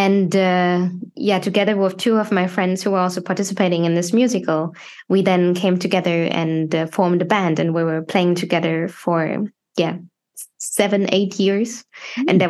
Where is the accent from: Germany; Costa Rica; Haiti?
Germany; moved away as an adult; now in Sweden; born and raised in Germany